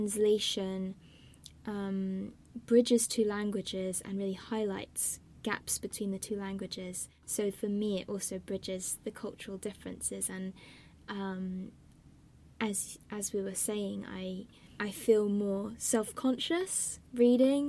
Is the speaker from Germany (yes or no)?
no; Tokyo, Japan; Tokyo, which is my hometown